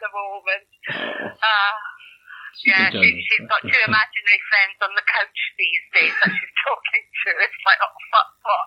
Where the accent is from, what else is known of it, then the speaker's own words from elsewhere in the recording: Scotland, United Kingdom; I'm Scottish